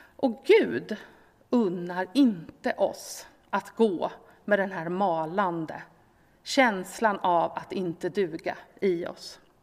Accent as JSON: {"language": "Swedish", "country": "Sweden", "said": "vi som svenskar"}